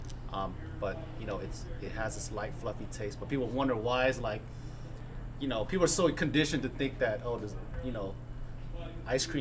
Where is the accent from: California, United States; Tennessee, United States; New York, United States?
California, United States; Los Angeles; moved away as an adult; now in Phoenix, United States; Los Angeles, San Gabriel Valley. That's where I'm from. It's east of LA.